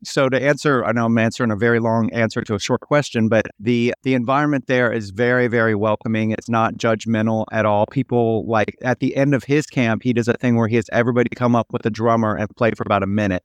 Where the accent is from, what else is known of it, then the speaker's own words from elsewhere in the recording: Cincinnati, Ohio, United States; I'm from Cincinnati, Ohio